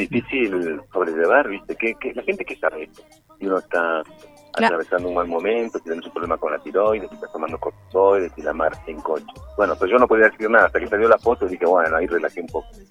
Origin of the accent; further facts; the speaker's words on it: Peru; un recorrido por parte de mi infancia acá en Perú